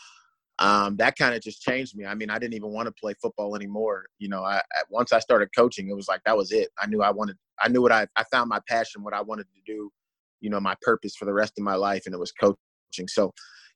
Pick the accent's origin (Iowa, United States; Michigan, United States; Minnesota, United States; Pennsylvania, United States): Pennsylvania, United States; Pittsburgh; moved away; I'm from Pittsburgh, Pennsylvania